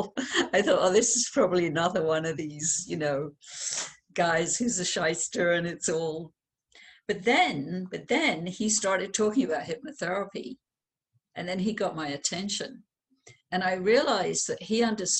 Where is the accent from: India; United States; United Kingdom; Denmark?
United Kingdom; London; I was born in London, England